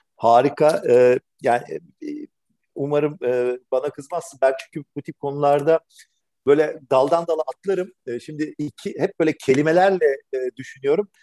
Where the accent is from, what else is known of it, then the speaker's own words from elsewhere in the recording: Istanbul, Turkey; bin dokuz yüz seksenlerin Türkiye'sinde İstanbul'da yetişmiş, e, biri olarak